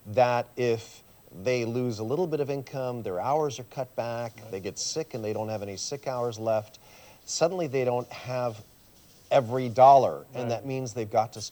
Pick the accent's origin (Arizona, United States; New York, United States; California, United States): California, United States; San Jose; first language Swiss German; English is a second language; also born or lived in Switzerland; My parents were Swiss, but I was born in San Jose